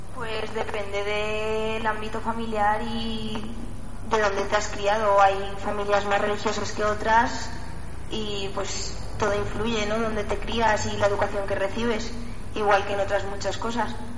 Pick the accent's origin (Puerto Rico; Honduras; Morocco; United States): Morocco; now in Huesca, Spain; vengo de Marruecos, por lo tanto muy cristiana no debo de ser.